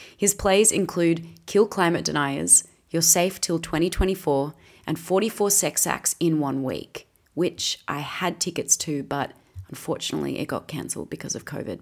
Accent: Australia; I'm an Aussie actress

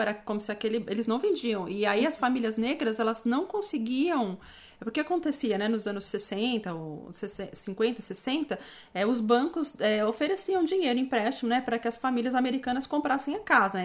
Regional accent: Brazil; now in Canada

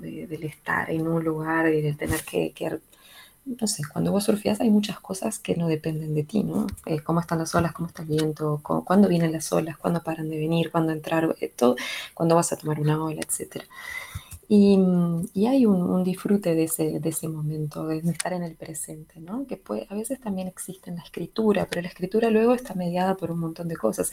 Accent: La Paloma, Rocha, Uruguay; moved away; also born or lived in Salto, Uruguay; nací en Salto, pero en realidad es, lo de Salteño es más una especie de, orgullo salteño que otra cosa. Volví mucho a Salto en el medio, pero soy palomense en realidad, soy rochense.

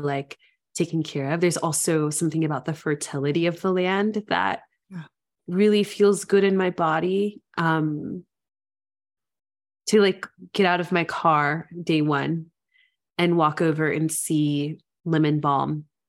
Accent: Memphis, Tennessee, United States; growing up in Memphis, home was like your typical middle class neighborhood, yards and concrete.

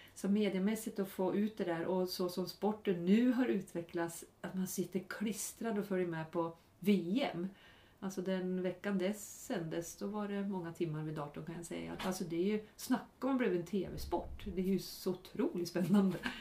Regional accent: Norrland, Sweden; moved away; både du och jag är från Norrland

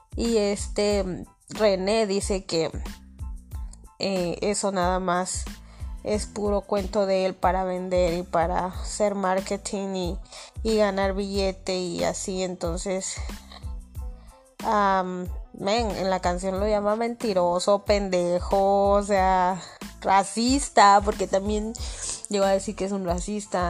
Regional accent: Mexico City, Mexico; soy del DF

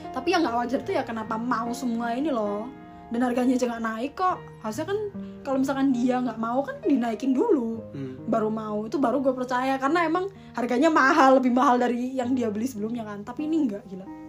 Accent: Malang, East Java, Indonesia

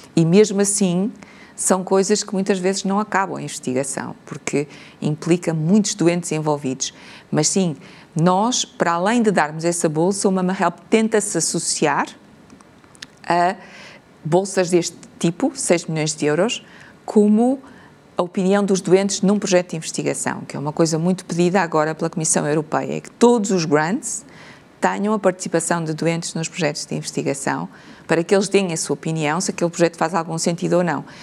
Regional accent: Portugal; como portugueses

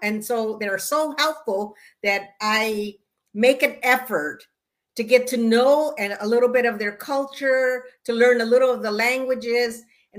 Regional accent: California, United States; first language Spanish; English is a second language; I was born and raised in California. I was raised in a single parent household. My mom immigrated from Mexico, and there's 10 of us.

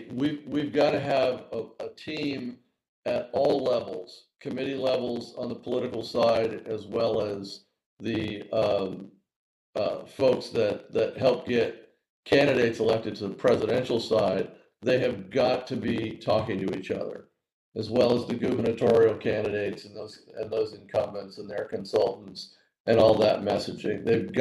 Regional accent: California, United States; the Golden State, my home state

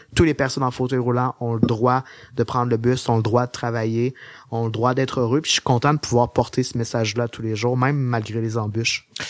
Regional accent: Beauce, Quebec, Canada; also born or lived in Sherbrooke; je viens de la Bosse. Euh, euh, puis la Bosse, c'est un peu le royaume du char.

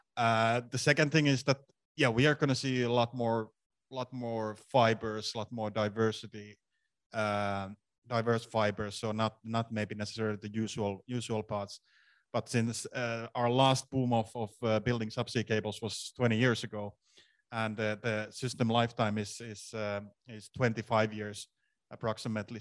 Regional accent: Finland; I'm from Finland

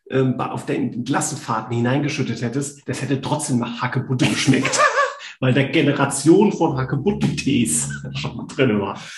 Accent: Hesse, Germany; ich als Mitteldeutscher, als Hesse.

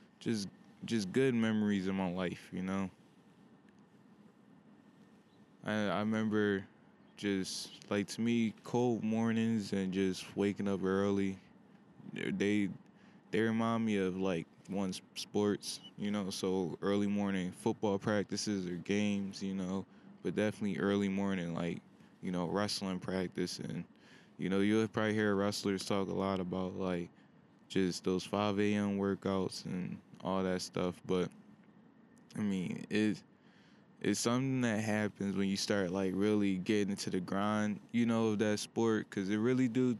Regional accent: Pennsylvania, United States; back home in my home state of PA

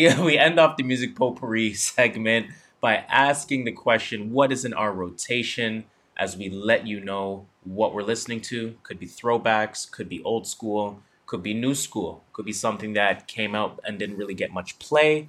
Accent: Canada; we are Canadian

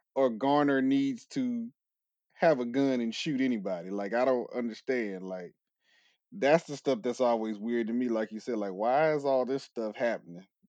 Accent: California, United States; moved away; I'm from California originally

